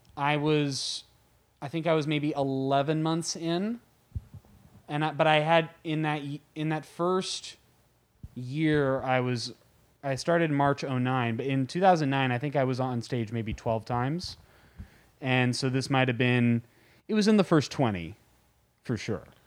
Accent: San Francisco, California, United States; I was born in San Francisco, and I grew up, eh, all over the Bay Area

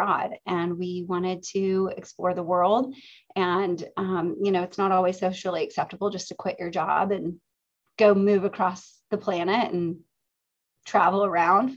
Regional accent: Oklahoma, United States; moved away as an adult; also born or lived in Los Angeles; I grew up in Oklahoma and I attended the University of Central Oklahoma as an undergraduate.

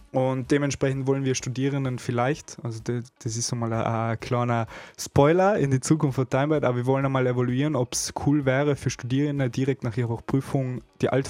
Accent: Innsbruck, Tyrol, Austria; ich bin zwar in Innsbruck geboren und aufgewachsen und viele Jahre dort verbracht

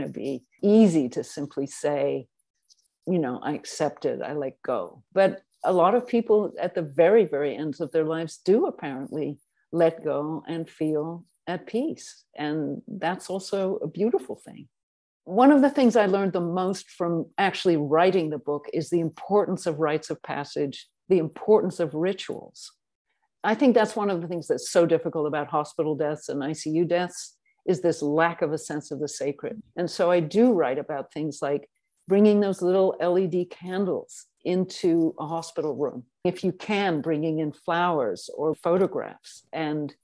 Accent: England, United Kingdom; also born or lived in South Africa; I was born in South Africa and raised in England

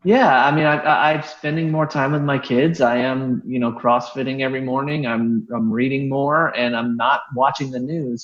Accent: Terre Haute, Indiana, United States; moved away; also born or lived in Florida; I grew up in Terre Haute, Indiana

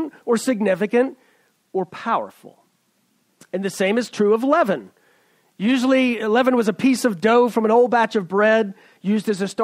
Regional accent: East Tennessee, United States; moved away as an adult; now in Silicon Valley, United States; I'm a redneck from East Tennessee

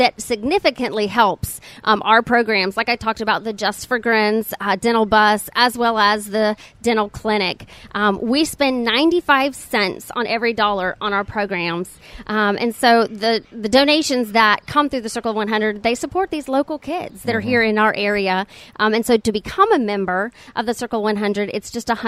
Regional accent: Okaloosa, Walton County area, Florida, United States; I was born and raised here in Okaloosa, Walton County area.

